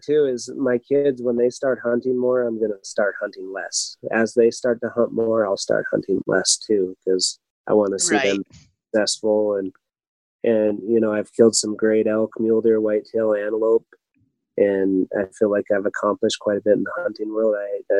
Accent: South Dakota, United States; South Dakota being my home state

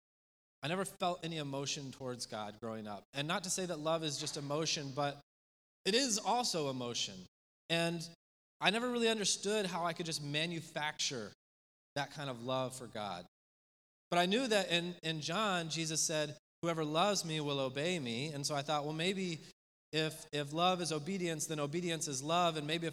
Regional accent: Spain; My parents moved overseas when I was in the third grade, and I grew up in Spain.

